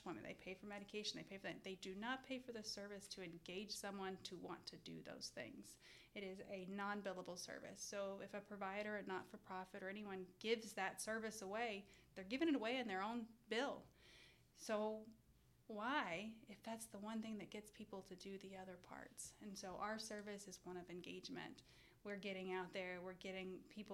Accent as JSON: {"language": "English", "town": "Beaumont", "region": "Texas", "country": "United States", "tie": "born or raised there", "moved": "as an adult", "said": "I was born and raised in Beaumont, Texas"}